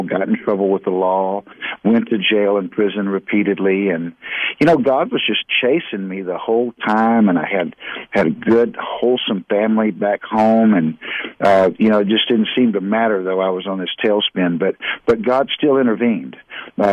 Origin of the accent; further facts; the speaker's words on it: Houston, Texas, United States; I grew up in southeast Houston, Texas